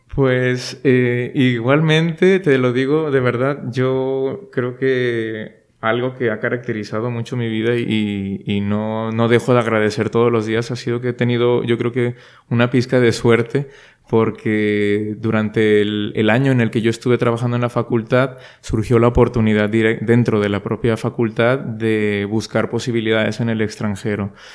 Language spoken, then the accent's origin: Spanish; Monterrey, Nuevo León, Mexico; first language Spanish; moved away as an adult; now in Madrid, Spain; los que somos de Monterrey y hemos estado siempre pues en casa de los padres